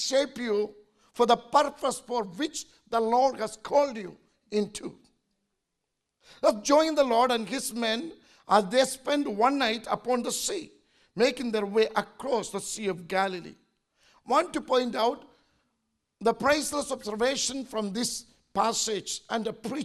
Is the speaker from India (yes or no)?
yes; India; as an Indian